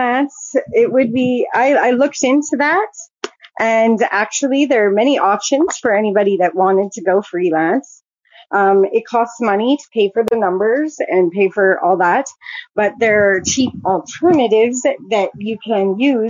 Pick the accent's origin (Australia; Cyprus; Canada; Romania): Canada; I'm from Canada